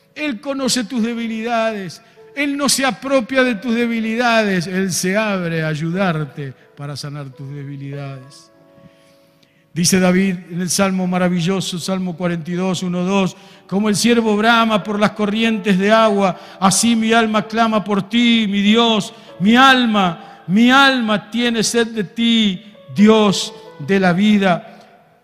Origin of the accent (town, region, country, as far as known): Argentina